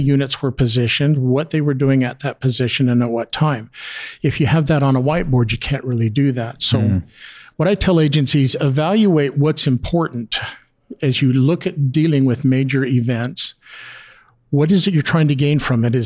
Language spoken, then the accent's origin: English; Calgary, Alberta, Canada; I'm from Calgary where they had a major flood in 2013